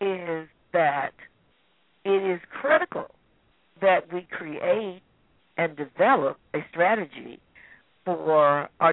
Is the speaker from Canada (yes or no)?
no; United States; because I'm from the United States, they're not looking at me on the basis of being an African-American woman or this or that.